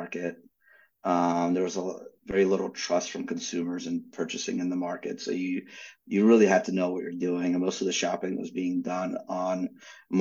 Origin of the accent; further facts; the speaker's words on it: Philadelphia, Pennsylvania, United States; also born or lived in Ukraine / New York / Atlanta; We grew up in Philadelphia, and I was living in New York